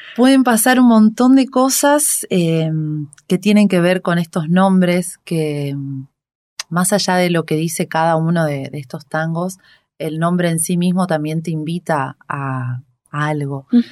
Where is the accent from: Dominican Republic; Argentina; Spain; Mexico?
Argentina; Reconquista, Santa Fe; moved away as an adult; now in Buenos Aires, Argentina; yo vengo de una ciudad que se llama Reconquista, al norte de la provincia de Santa Fe